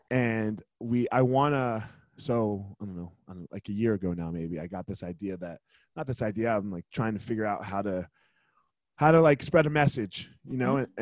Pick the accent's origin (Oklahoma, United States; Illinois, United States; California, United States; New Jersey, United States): New Jersey, United States; I grew up in New Jersey, which is like yeah. one of the worst states